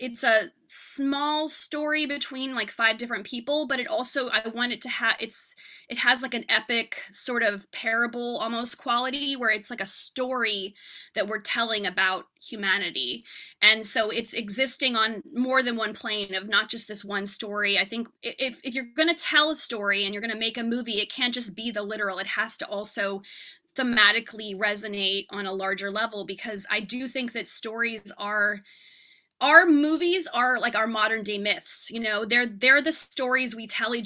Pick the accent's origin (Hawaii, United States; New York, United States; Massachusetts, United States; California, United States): New York, United States; New York City; I'm a New Yorker